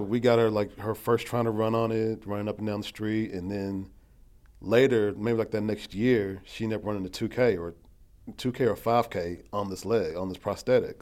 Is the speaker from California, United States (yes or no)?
no; Lexington, Kentucky, United States; also born or lived in Cleveland; Born and raised in Lexington